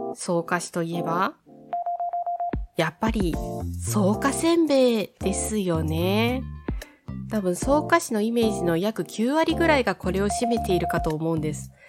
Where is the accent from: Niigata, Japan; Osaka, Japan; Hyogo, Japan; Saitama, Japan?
Saitama, Japan; Soka; 私下野、草加市出身なんです。そう、幼い頃ずっと住んでいた町が草加なんです